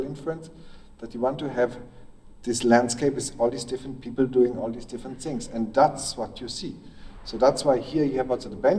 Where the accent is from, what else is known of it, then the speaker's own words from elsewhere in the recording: Belgium; I grew up in Belgium